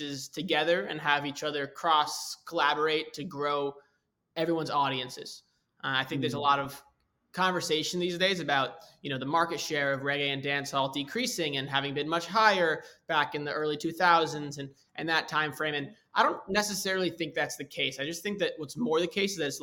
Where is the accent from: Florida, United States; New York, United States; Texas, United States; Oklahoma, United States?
New York, United States; I grew up in New York